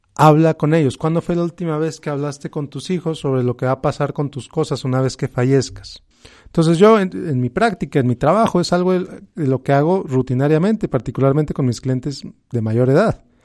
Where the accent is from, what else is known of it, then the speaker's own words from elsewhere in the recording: Mexico; como hispanos, como mexicanos, como latinos